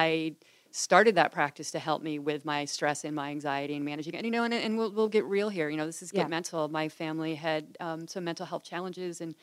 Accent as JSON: {"language": "English", "town": "Boulder", "region": "Colorado", "country": "United States", "tie": "born or raised there", "moved": "as an adult", "lives_now": "California, United States", "said": "I grew up in Boulder, Colorado, where there's a large Buddhist community"}